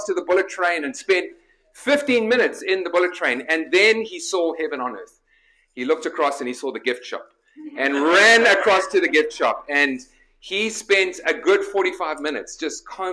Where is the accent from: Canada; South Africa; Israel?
South Africa; moved away as an adult; also born or lived in Nottingham, England; now in Chicago, United States; I was born in Nottingham and then my parents immigrated when I was a year old. So this is a little bit of a homecoming for me. But grew up in South Africa